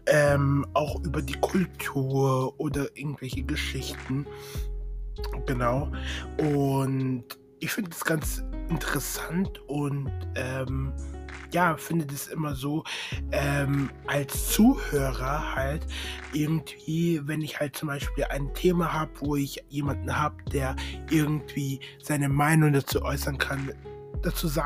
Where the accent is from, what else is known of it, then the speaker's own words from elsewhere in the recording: Munich, Bavaria, Germany; ich komme näher aus München, Nähe München, genau.